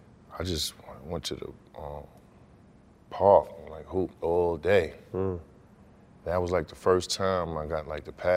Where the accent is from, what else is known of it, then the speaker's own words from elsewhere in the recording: New York, United States; And then, you know, growing up in New York, you know, the point guard game is big, you know what I mean?